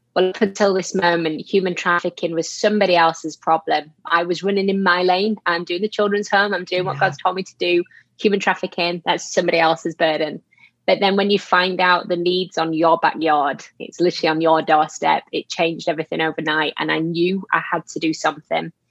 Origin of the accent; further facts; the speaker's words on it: Yorkshire and the Humber, United Kingdom; moved away as an adult; now in England; lived there my whole whole life growing up, and only moved out of there about seven years ago. Um, so I'm a little further down, still in England